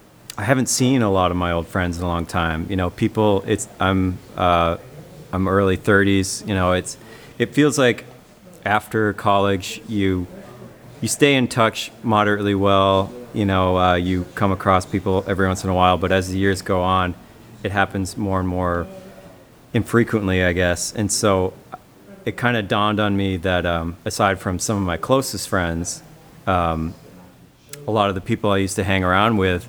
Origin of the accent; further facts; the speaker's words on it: Keene, New Hampshire, United States; now in Underhill, Vermont, United States; we're playing down in Keene, New Hampshire on August 10th, and that's my hometown